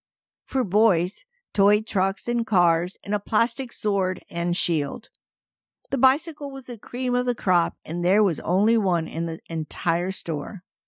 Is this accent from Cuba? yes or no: yes; Cuba; now in United States; we don't celebrate Three Kings Day, as it was never a custom for me while growing up in Cuba.